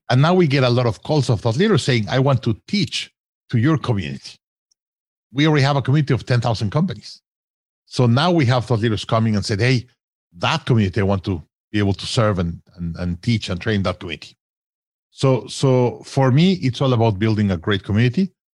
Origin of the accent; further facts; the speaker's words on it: Mexico; I grew up in Mexico